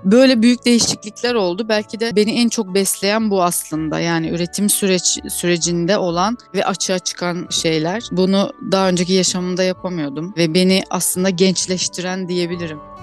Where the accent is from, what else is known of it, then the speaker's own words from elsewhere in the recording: Ardeşen, Rize Province, Turkey; moved away as an adult; also born or lived in Muğla / Marmaris / Alaçatı / İzmir; 1983 yılında Rize'de doğdum ben. Rize'nin Ardeşen ilçesinde küçücük bir köyde dünyaya geldim.